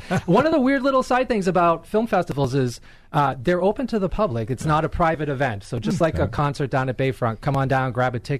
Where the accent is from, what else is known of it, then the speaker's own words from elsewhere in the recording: Boston, Massachusetts, United States; moved away as an adult; also born or lived in Los Angeles; When I'm from Boston originally, I got to work out in L.A. after college